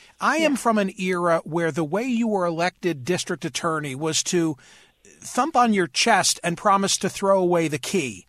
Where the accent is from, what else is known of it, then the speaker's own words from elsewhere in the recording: Philadelphia, Pennsylvania, United States; my hometown of Philadelphia